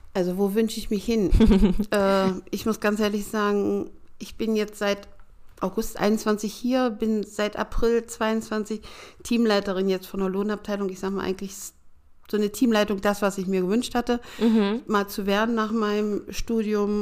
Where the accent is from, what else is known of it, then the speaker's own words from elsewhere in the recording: Schönebeck, Saxony-Anhalt, Germany; moved away as an adult; also born or lived in Stuttgart; now in Ronnenberg, Germany; im Traktorenwerk und Dieselmotorenwerk in Schönebeck in Sachsen-Anhalt gemacht